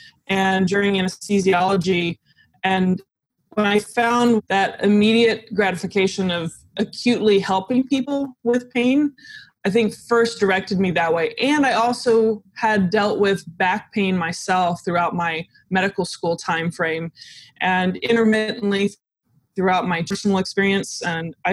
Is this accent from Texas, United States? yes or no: yes; Dallas, Texas, United States; also born or lived in Austin, Texas; I grew up in the Dallas area